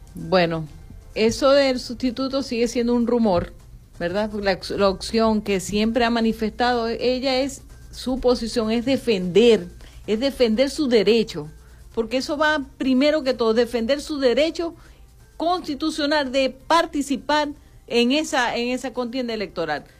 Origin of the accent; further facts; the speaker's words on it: Venezuela; nosotros como venezolanos